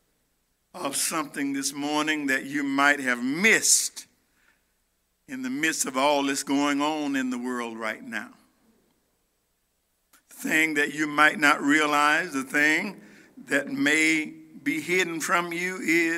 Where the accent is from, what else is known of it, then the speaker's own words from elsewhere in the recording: United States; as an American